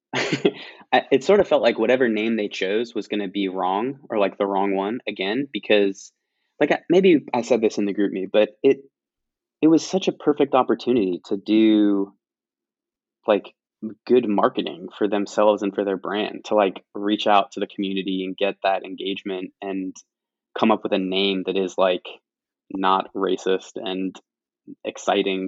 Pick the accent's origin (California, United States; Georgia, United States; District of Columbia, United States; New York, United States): District of Columbia, United States; Washington; also born or lived in England; growing up in the DC area, or basically ever since we moved back to the US from England, we were in the DC area